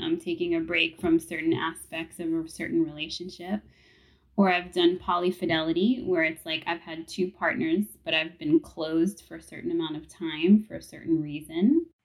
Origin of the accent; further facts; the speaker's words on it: New York City, New York, United States; growing up in New York City